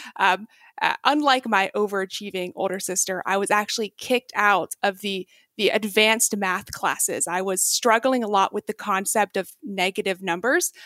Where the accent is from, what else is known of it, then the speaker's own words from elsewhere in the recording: Texas, United States; moved away as an adult; also born or lived in China; I was raised in Texas